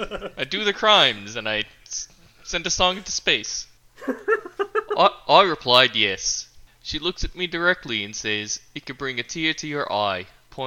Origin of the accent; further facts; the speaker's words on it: Australia; It was a week... I'm from Australia.